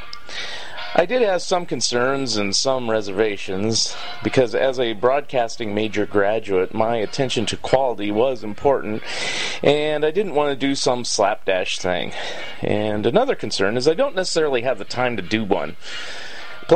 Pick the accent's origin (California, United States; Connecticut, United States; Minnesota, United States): California, United States; Saratoga; moved away as an adult; also born or lived in San Jose, California / Palos Verdes Estates, California / San Francisco, California / Florida; now in Eugene, United States; I grew up in Saratoga, California, and at age 6, my family moved to Palos Verdes Estates. And at age 9, we moved back to Saratoga